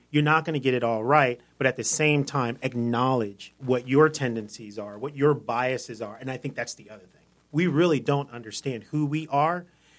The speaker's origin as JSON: {"language": "English", "town": "Columbia", "region": "Maryland", "country": "United States", "tie": "born or raised there", "also_born_or_lived": "Albany, New York / Jacksonville, Florida", "moved": "as an adult", "lives_now": "Wilmington, United States", "said": "I grew up in Columbia, Maryland"}